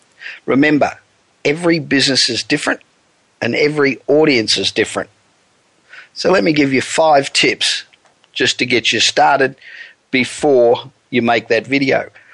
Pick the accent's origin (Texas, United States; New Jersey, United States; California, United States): California, United States; Los Angeles; Coming to you this week, as usual, from my hometown of Los Angeles, where the weather, as usual, is absolutely beautiful.